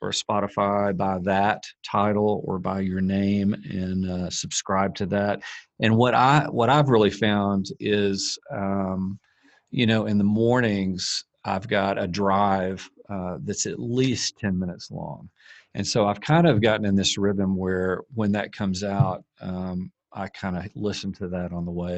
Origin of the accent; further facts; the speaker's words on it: United States; as an American